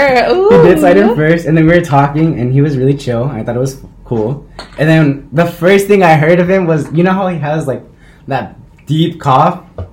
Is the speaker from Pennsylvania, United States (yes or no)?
no; the Bay Area, California, United States; Okay, I'm from the Bay.